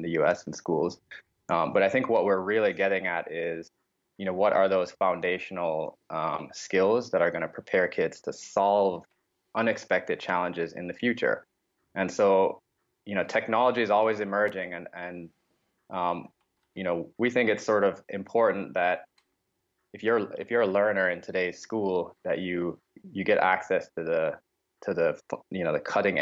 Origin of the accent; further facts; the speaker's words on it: Jamaica; moved away; I grew up in Jamaica